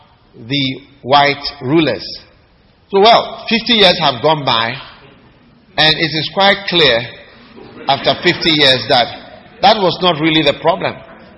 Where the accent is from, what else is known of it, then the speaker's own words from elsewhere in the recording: Ghana; I come from Ghana. That is why I'm talking about Ghana.